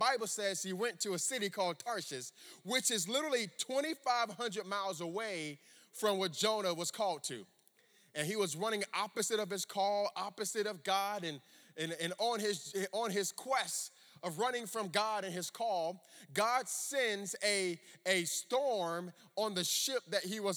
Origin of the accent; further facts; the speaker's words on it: Miami, Florida, United States; also born or lived in Orlando, Florida; I grew up in Miami, Florida